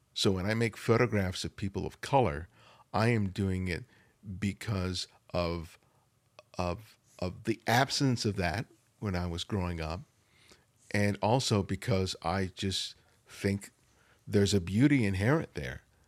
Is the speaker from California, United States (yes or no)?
yes; Los Angeles, California, United States; I, I grew up in South L A.